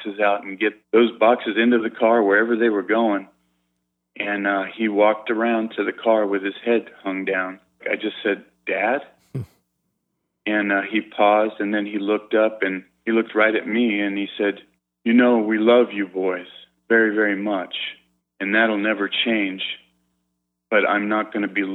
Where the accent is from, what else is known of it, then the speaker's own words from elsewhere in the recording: San Diego, California, United States; I grew up in San Diego